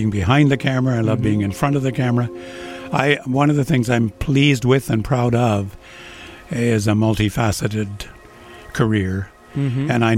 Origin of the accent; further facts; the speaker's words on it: Ontario, Canada; also born or lived in Alberta; I'm a Canadian lad, born in Alberta, grew up in Ontario